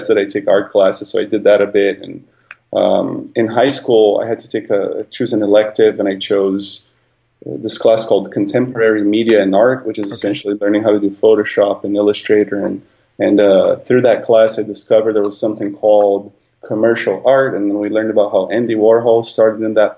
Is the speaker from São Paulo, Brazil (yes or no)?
yes; São Paulo, Brazil; also born or lived in Long Beach, United States / Los Angeles, United States; now in San Francisco, United States; I grew up in San Paolo